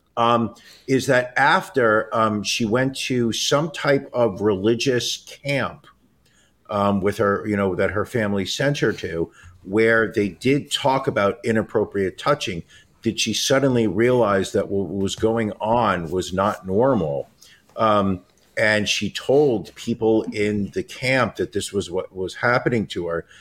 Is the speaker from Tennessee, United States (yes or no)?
no; New York, United States; as a New Yorker